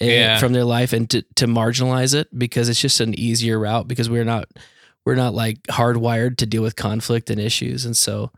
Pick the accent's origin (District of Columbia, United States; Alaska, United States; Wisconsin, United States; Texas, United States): Texas, United States; Dallas; moved away as an adult; also born or lived in Arizona; now in Orange County, California, United States; I grew up in Dallas